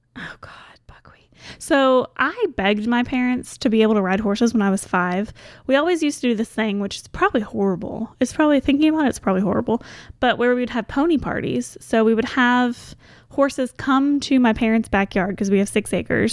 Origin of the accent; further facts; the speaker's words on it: Goshen, Kentucky, United States; now in Louisville, United States; Goshen was a great place to grow up